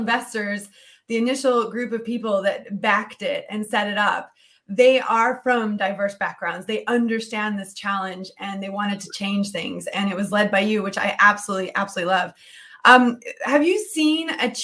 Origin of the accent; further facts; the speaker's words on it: Colorado, United States; we're both American. I'm from Colorado